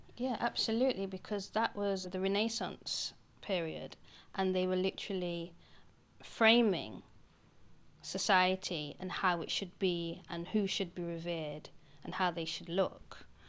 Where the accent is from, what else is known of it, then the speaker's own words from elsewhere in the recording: United Kingdom; being British actually, being black British